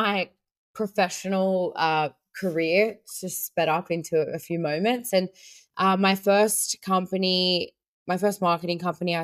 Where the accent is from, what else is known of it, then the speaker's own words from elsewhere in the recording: Australia; also born or lived in South Africa; I was born in South Africa, immigrated to Australia with my family when I was 4